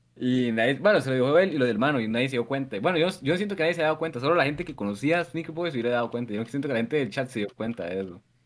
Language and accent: Spanish; Costa Rica; soy de Costa Rica